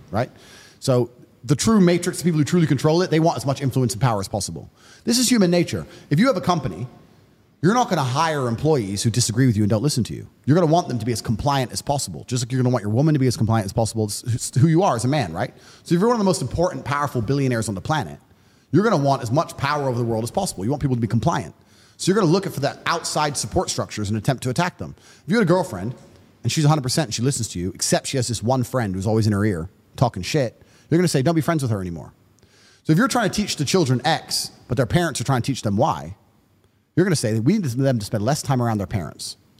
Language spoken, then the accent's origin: English; United States; I'm American